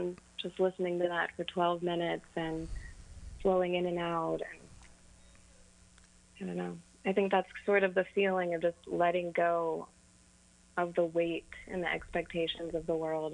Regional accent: Kentucky, United States; growing up in Kentucky, you hear a lot of country music

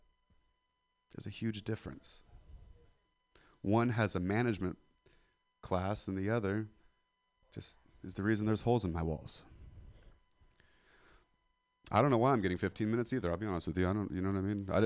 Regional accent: Central Valley of California, United States; I'm from the Central Valley of California. It's like Stockton, Modesto

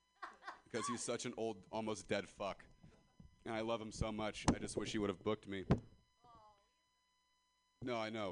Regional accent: Ripon, California, United States; I'm from Ripon, California, and I'd never even heard of a Danville.

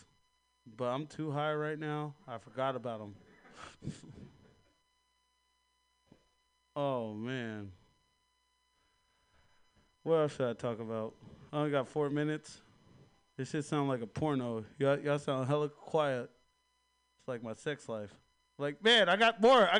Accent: Hawaii, United States; moved away; I'm from Hawaii

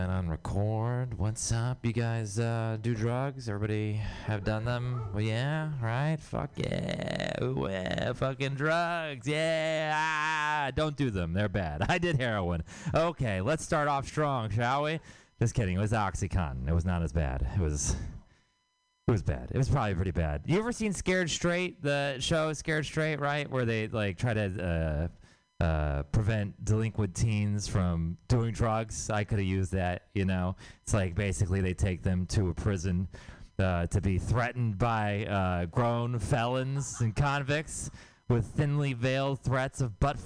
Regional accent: Houston, Texas, United States; now in San Francisco, United States; I'm from Texas. I'm from Houston, Texas

